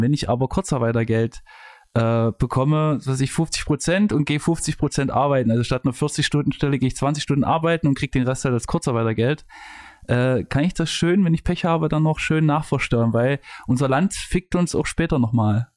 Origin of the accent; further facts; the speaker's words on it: Leipzig, Saxony, Germany; in Leipzig, wo ich herkomme